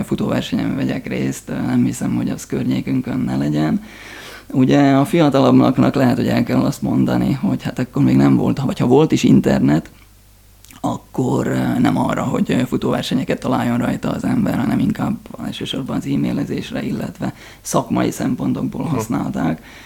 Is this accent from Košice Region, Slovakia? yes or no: no; Csallóköz, Trnava Region, Slovakia; csalóközkördön nőttem fel